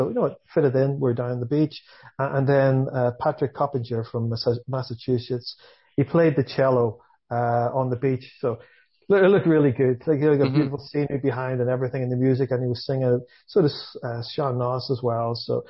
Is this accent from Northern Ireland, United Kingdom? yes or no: yes; Belfast, Northern Ireland, United Kingdom; born or raised there; moved away as an adult; now in Vancouver, Canada